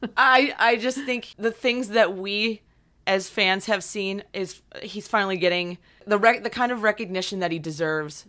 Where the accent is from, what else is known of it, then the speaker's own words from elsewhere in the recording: Pittsburgh, Pennsylvania, United States; we're hometown buddies. We're Penguins fans 'cause we're both from the Pittsburgh area.